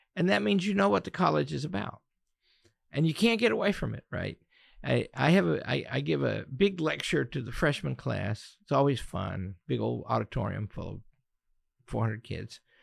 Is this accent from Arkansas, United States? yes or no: yes; Pocahontas, Arkansas, United States; I grew up in Northeast Arkansas in the mighty metropolis of Pocahontas